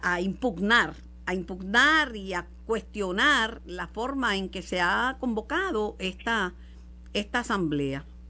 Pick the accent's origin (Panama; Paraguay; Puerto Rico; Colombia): Puerto Rico; Mayagüez; Yo soy de Mayagüez y además que pues tengo vínculos de, que me crié con, toda esa gente que está ahora en la política en Mayagüez